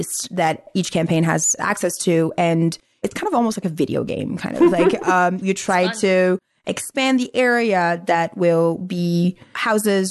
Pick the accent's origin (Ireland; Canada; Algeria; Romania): Algeria; English is a second language; now in United States; So I'm from Algeria. I actually have a green card, but so I can't vote.